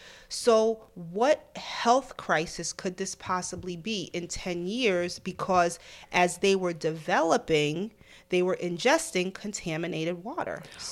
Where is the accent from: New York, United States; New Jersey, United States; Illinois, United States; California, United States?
New York, United States; New York City; So I guess because I'm a New Yorker, it took a minute.